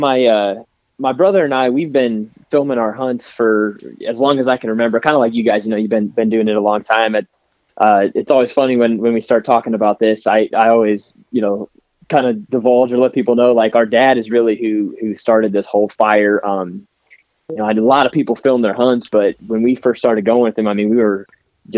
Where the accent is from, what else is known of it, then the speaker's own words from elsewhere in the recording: Ontario, Ohio, United States; I live and was born and raised in Ontario, Ohio.